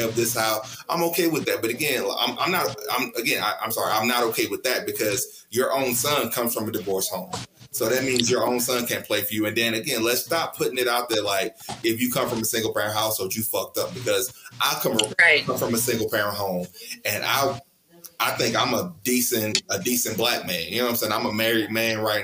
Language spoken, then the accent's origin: English; Mississippi, United States; I'm from Mississippi.